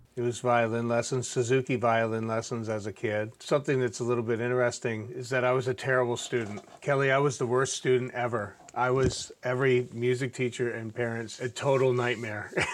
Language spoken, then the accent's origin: English; Ontario, Canada; I grew up in Ontario, Canada